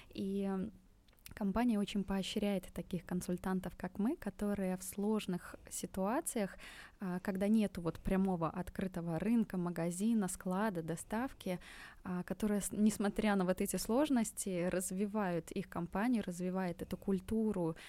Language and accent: Russian; Belarus; moved away as an adult; now in Tashkent, Uzbekistan; я сама из Беларуси, и мы вот уже полтора года живем здесь с семьей в Узбекистане, в Ташкенте